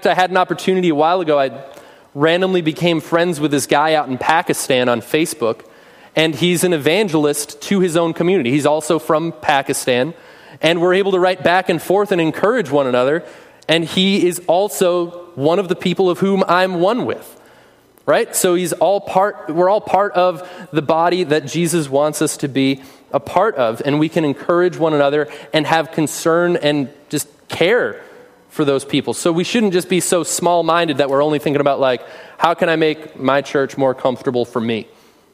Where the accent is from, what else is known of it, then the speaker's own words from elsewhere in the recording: United States; we as American Christians